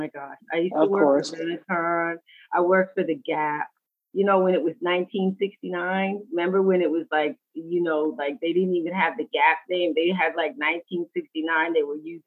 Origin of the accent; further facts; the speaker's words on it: New York City, New York, United States; moved away; also born or lived in California; I'm born and raised in New York City